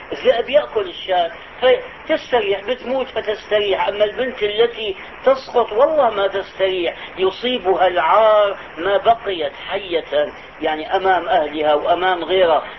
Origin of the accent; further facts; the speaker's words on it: Syria; نظام البكالوريا عندنا في الشام